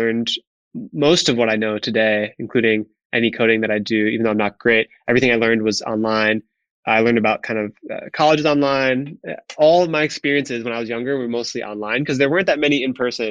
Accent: Wisconsin, United States; moved away as an adult; also born or lived in New York City; I grew up in a very small town in Wisconsin, which was extremely rural

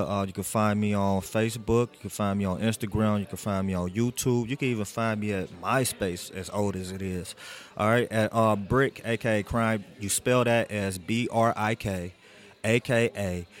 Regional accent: Cleveland, Ohio, United States; I'm from Cleveland, Ohio

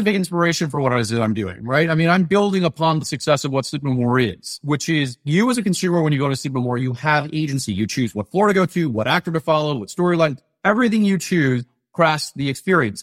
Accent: Atlanta, Georgia, United States; I grew up in Atlanta

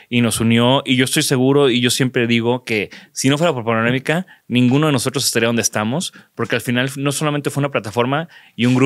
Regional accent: Mexico; oye, pues somos diseñadores mexicanos, acabas de abrir tu hotel allá danos chance de hacer una fiesta.

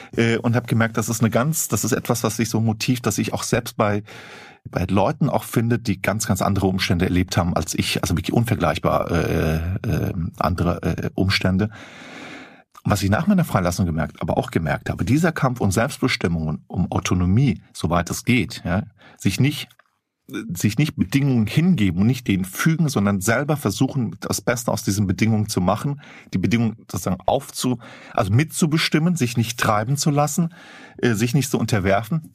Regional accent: Flörsheim am Main, Hesse, Germany; die Stadt, wo ich aufgewachsen bin, Klein, äh, Flörsheim am Main, bei Rüsselsheim, Opel

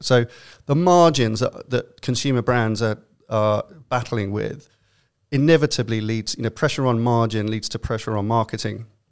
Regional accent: London, United Kingdom; accent: London; now in New York, United States; my best London accent

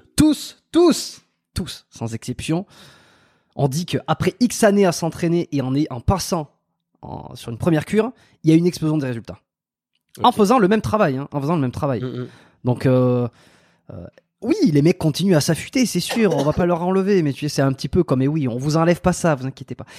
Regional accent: France; j'ai grandi en France

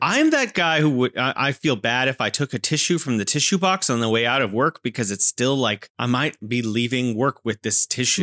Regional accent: California, United States; now in Wuhan, China; I'm originally from California and now living in beautiful Wuhan, China.

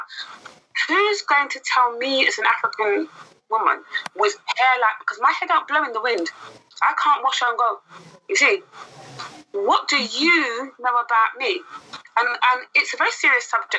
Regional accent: London, United Kingdom; also born or lived in Hackney; I myself was born and raised in Brent, although I'm Hackney now

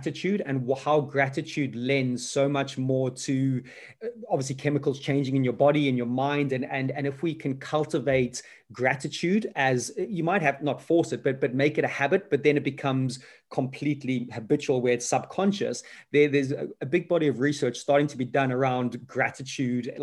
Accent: Zimbabwe; Most Zimbabweans of my age

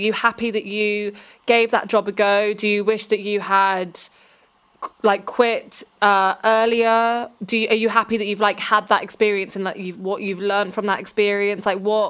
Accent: Reading, South East England, United Kingdom; I'm from Reading, which is an very meh place to be.

